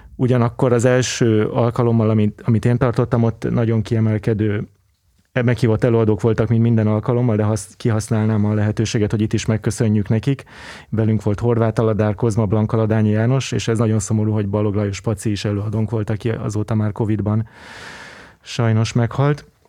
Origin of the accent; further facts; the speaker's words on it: Budapest, Hungary; egy vegyes környezetben nőttem fel Angyalföldön